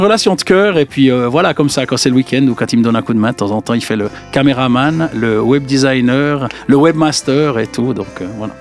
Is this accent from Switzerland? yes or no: yes; Jura, Switzerland; je viens du Jura